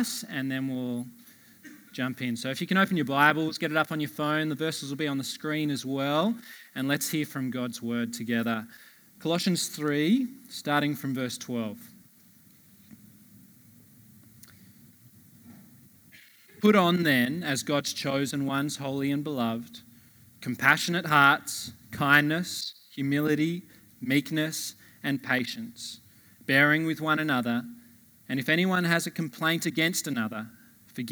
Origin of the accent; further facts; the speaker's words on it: Blue Mountains, New South Wales, Australia; moved away; Catherine, my wife, and I, we're originally from the Blue Mountains.